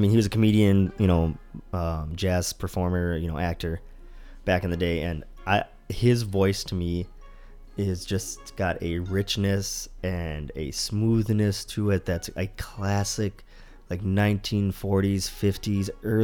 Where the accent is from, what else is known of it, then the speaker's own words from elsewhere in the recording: Delhi, India; moved away; born in Delhi, India